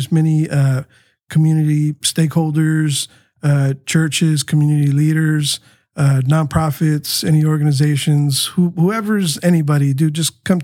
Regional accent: San Diego, California, United States; also born or lived in Tijuana, Mexico; the street that we grew up on Maitland

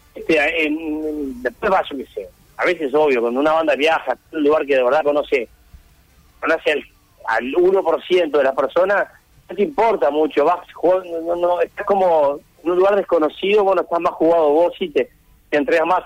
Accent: Uruguay; soy, soy uruguayo.

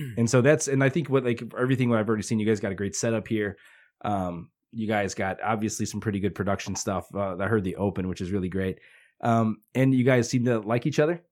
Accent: Hammond, Indiana, United States; also born or lived in St. John, Indiana / Westville, Indiana; I grew up in Hessville until about eighth grade, and then I moved to Saint John from about my freshman year

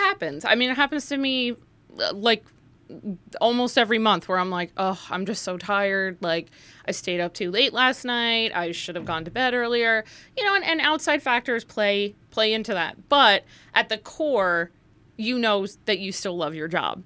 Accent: Livingston, New Jersey, United States; also born or lived in Morris County, New Jersey; I was born and raised in Livingston, New Jersey, which is just in Essex County

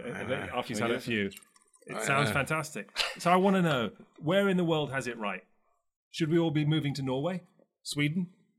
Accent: London, United Kingdom; also born or lived in Paris / Milan / Los Angeles; now in New York, United States; I've lived in Paris, I lived in Milan, I came from London, I now live in New York, I spent many months every year for many years in Los Angeles.

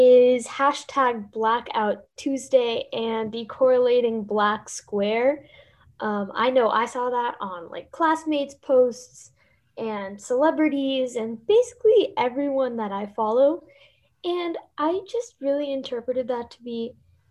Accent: Miami, Florida, United States; I'm from Miami, Florida

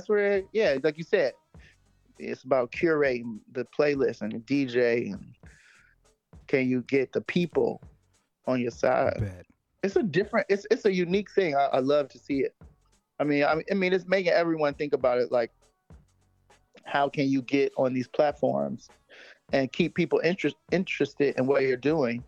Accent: Cleveland, Ohio, United States; I'm from Cleveland. I'm a Cleveland fam.

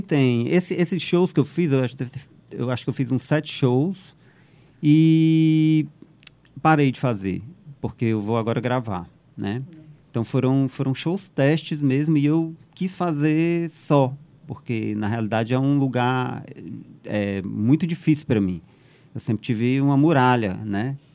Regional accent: Northeast Region, Brazil; moved away as an adult; also born or lived in São Paulo; Eu sou nordestino

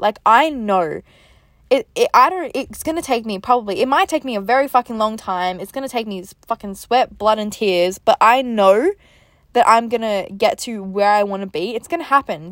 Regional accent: Melbourne, Victoria, Australia; moved away as an adult; also born or lived in Gold Coast, Queensland; I'm originally from Melbourne in Australia, but I moved to the Gold Coast, so, like, Queensland

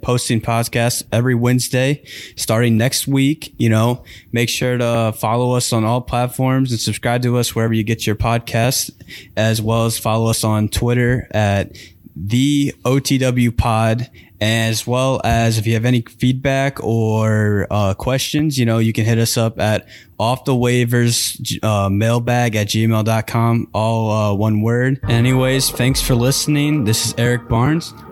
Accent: St. Louis, Missouri, United States; moved away; I am from Saint Louis, Missouri

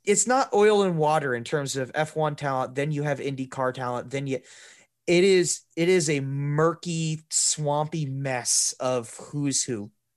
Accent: United States; as an American to do kind of what's ingrained in me culturally

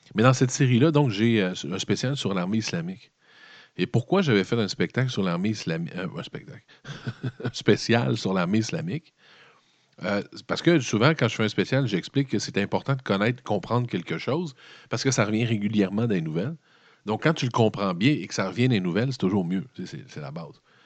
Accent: Quebec, Canada; Les Québécois, on connaît ça solide

